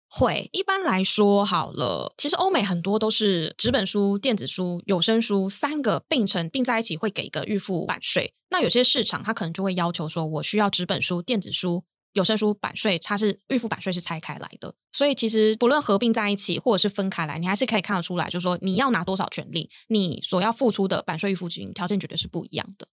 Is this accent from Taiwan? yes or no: yes; Kaohsiung, Taiwan; moved away; 我本身是高雄人